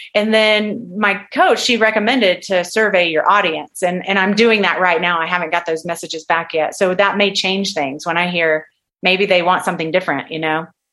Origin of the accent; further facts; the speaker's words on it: Texas, United States; moved away as an adult; also born or lived in California; I'm from Texas, and I left I left Texas. I left my family to go to work with this particular doctor